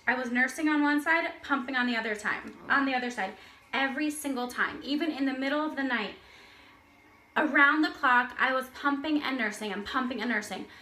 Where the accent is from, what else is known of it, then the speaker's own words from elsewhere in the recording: Florida, United States; moved away as an adult; now in Israel; I'm from Florida.